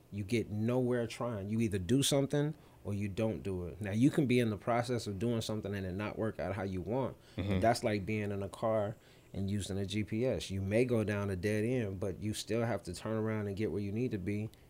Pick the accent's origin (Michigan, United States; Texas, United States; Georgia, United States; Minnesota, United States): Minnesota, United States; St. Paul; I grew up in St. Paul, mm-hmm. you know, St. Paul AME.